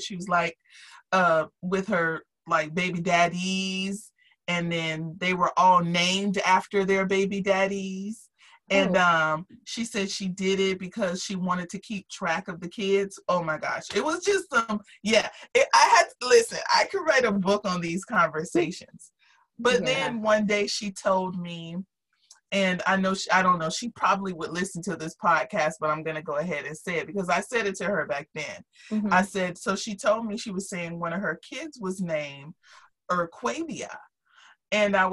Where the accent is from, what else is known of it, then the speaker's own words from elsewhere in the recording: Jacksonville, Florida, United States; moved away; also born or lived in Miami; I came from Jacksonville